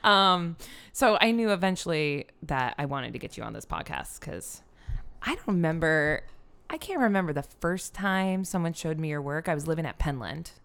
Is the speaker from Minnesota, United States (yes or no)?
no; Iowa, United States; I'm from Iowa